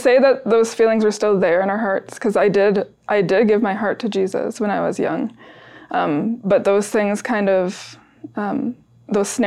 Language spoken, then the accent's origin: English; Oshawa, Ontario, Canada; So we grew up in Oshawa, Ontario, Canada